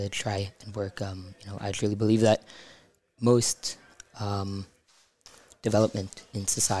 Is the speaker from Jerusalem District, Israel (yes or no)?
yes; Beit Shemesh, Jerusalem District, Israel; also born or lived in Toronto, Canada; I made Aliyah when I was a little kid, and I live in Rabbi Shemesh.